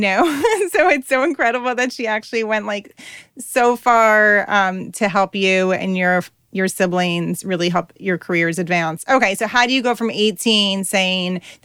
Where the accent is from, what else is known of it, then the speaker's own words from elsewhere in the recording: New Jersey, United States; accent: New Jersey; my New Jersey accent